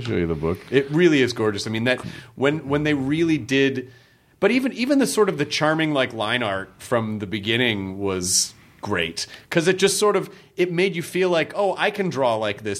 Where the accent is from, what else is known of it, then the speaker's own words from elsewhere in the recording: Memphis, Tennessee, United States; when I grew up in Memphis